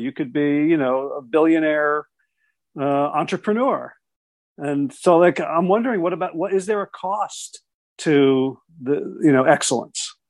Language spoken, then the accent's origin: English; South Orange, New Jersey, United States; now in Pittsboro, United States; I grew up in South Orange, New Jersey